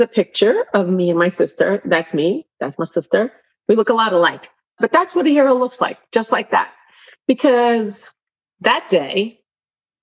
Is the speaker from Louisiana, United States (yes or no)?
no; New York City, New York, United States; as a New Yorker